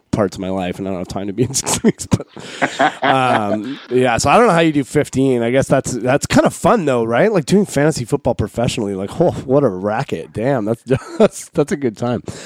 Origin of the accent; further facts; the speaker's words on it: Canada; moved away; also born or lived in Pacific Northwest; We're Canadian